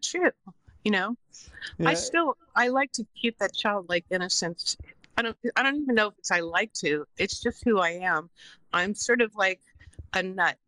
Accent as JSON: {"language": "English", "region": "New York", "country": "United States", "moved": "as an adult", "lives_now": "California, United States", "said": "I'm from New York, even though I've lived in California for 25 years"}